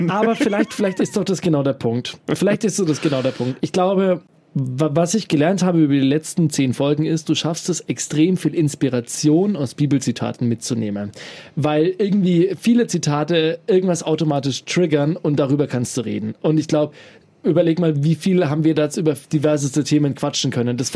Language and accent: German; Bavaria, Germany; born there; Jetzt weiß ich bis drei Generationen zurück, dass wir alles gebürtige Oberfranken sind und dass es da überhaupt gar keinen anderen Einfluss gibt.